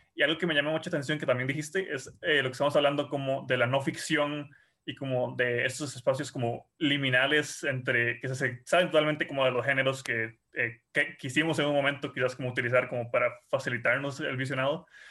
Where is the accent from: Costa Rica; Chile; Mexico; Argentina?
Costa Rica